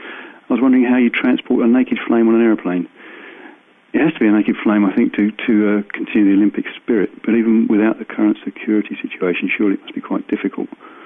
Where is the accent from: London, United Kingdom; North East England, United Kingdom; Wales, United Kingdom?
London, United Kingdom; I come from South London.